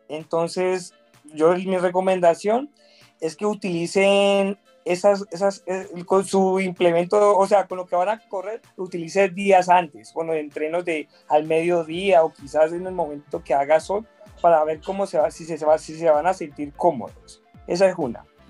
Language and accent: Spanish; Colombia; lo estaba viviendo en mi país